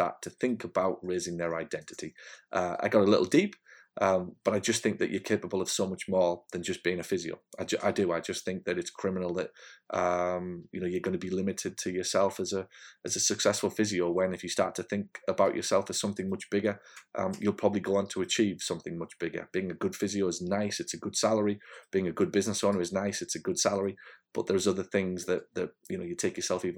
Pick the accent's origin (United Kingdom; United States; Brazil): United Kingdom; Hartlepool, North East England; moved away; in Hartlepool, in my hometown.